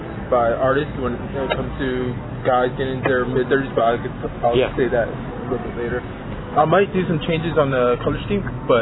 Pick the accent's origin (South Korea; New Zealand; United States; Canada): South Korea; Seoul; So, my pop said soul, and my mom was from Seoul, so, well, I'm technically from Seoul, too, but so it's kind of a little play on that.